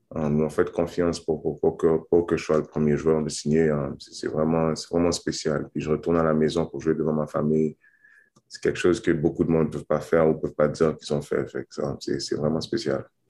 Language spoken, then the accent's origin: French; Montreal, Quebec, Canada; je, suis né à Montréal, j'ai grandi à Montréal